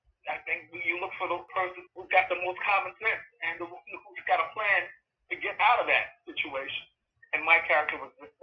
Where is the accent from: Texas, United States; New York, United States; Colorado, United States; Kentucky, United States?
New York, United States; I come from New York, and New York is a big theater town